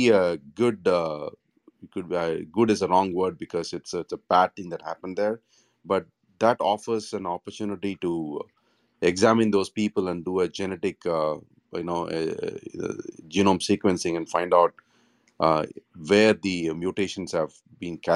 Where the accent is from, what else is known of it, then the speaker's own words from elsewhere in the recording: India; I'm from India